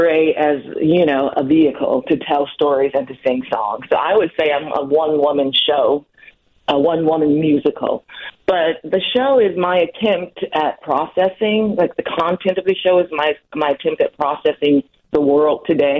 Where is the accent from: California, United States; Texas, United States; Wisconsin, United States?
Wisconsin, United States; Milwaukee; moved away as an adult; I was born in Milwaukee